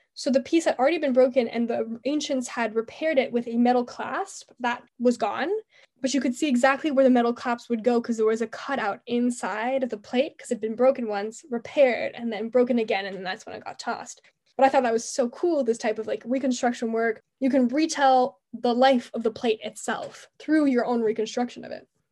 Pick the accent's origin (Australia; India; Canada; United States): Canada; Montreal, Quebec; I'm from Montreal, Canada